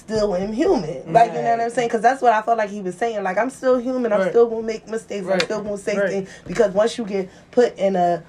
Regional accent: Philadelphia, Pennsylvania, United States; Going to give you a little side of, I'm from Logan, mm-hmm. or I'm from North.

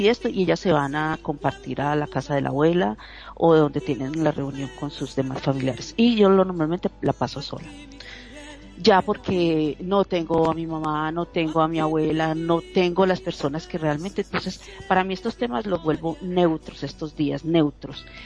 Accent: Colombia; como decimos en, Colombia y en mi país

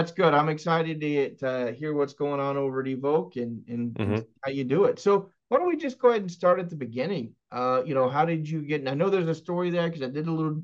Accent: Texas, United States; also born or lived in Arizona; now in Florida, United States; I'm from Texas

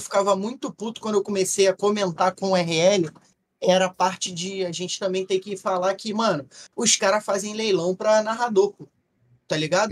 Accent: Rio de Janeiro, Brazil; a gente é carioca

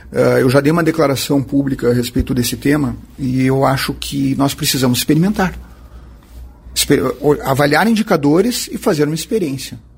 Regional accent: Santa Maria, Rio Grande do Sul, Brazil; eu que sou um habitante da região centro do estado, sou de Santa Maria.

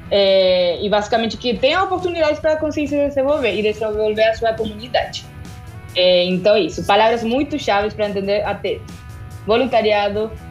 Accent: Argentina; Portuguese is a second language; moved away as an adult; now in Brazil; é, eu sou da Argentina, tenho 27 anos, cheguei no Brasil faz dois anos que eu tô aqui.

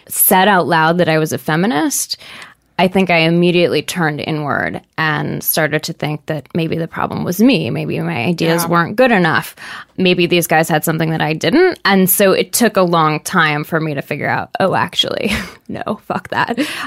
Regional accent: Seattle, Washington, United States; I grew up in Seattle, super liberal

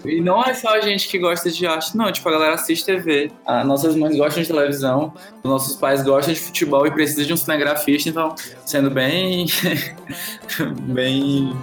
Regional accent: Fortaleza, Ceará, Brazil; moved away as an adult; now in São Paulo, Brazil; eu sou de Fortaleza

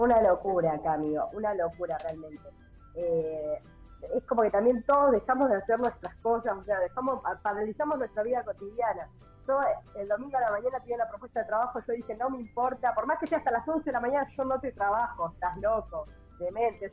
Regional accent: Argentina; moved away as an adult; now in Búzios, Brazil; es imposible negar que somos argentinos

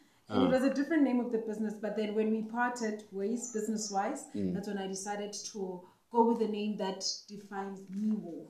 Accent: Phuthaditjhaba, Free State, South Africa; I'm from Phuthaditjhaba

